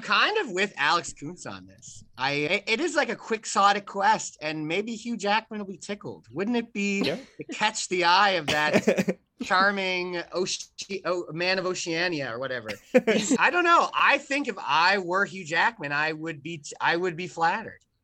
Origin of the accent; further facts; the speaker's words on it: Canada; I'm Canadian